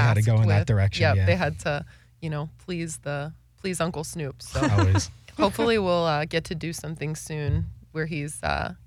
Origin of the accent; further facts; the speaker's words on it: Wisconsin, United States; moved away; Very rural Wisconsin. Very small town Wisconsin